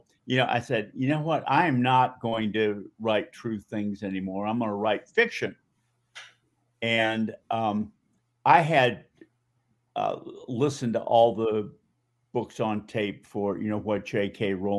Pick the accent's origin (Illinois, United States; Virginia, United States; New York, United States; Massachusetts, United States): Massachusetts, United States; Newton; I grew up in Boston in the suburb of Newton.